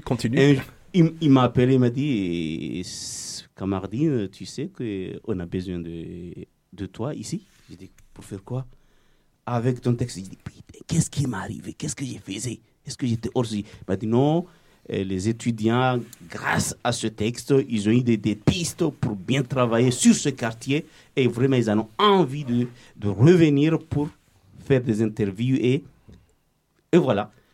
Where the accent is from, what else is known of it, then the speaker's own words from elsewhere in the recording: Comoros; moved away as an adult; now in Marseille, France; depuis que j'ai quitté les Comores.